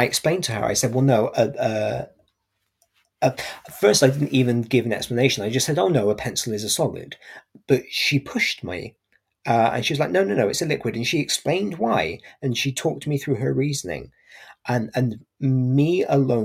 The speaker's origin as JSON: {"language": "English", "area": "Gloucestershire", "region": "South West England", "country": "United Kingdom", "said": "I'm from Gloucestershire, so I quite often will drop the G at the end of my words."}